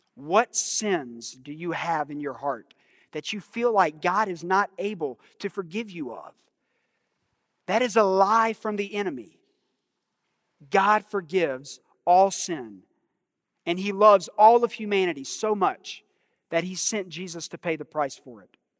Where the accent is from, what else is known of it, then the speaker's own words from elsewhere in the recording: United States; us as American believers